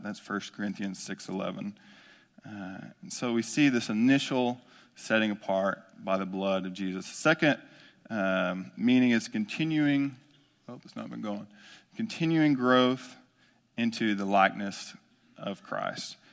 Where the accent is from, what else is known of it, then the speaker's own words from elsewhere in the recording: Omaha, Texas, United States; I grew up in Omaha, Texas, small East Texas town off of two fifty-nine